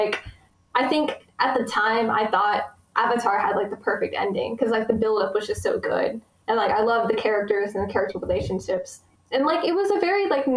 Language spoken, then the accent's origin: English; Texas, United States; I was born in America. I've lived in Texas my whole life, and I've lived in the same town for like 95% of it